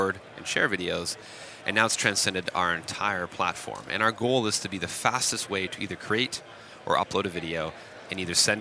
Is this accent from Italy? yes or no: no; Waterloo, Ontario, Canada; in my hometown called BlackBerry